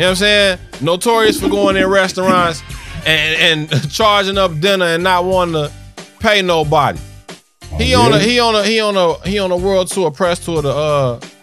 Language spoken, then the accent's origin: English; Chicago, Illinois, United States; I'm from Chicago